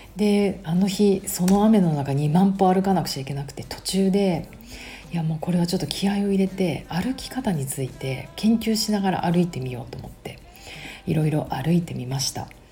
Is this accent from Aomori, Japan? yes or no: no; Tokyo, Japan; 私東京生まれ、東京育ちなので、シティガール